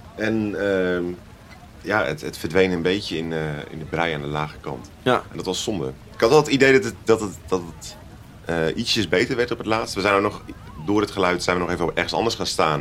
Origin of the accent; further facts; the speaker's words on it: Utrecht, Netherlands; onze thuisstad Utrecht